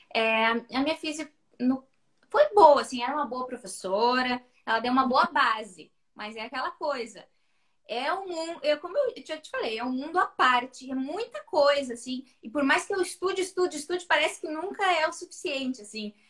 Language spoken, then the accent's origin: Portuguese; Santa Vitória do Palmar, Rio Grande do Sul, Brazil; sou de Santa Vitória do Palmar, interior do Rio Grande do Sul, a última cidade antes de ser Chuí, Uruguai